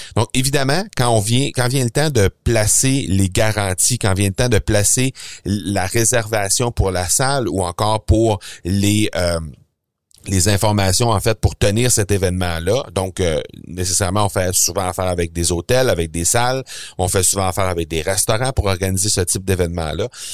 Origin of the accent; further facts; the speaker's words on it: Canada; chez nous, au Canada